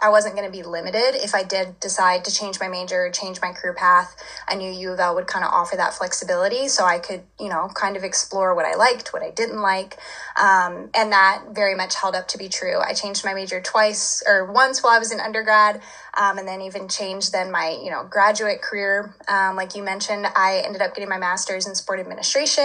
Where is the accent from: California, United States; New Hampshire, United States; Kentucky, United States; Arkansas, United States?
Kentucky, United States; Louisville; growing up in Louisville, I lived like 20 minutes away from campus for most of my kind of childhood.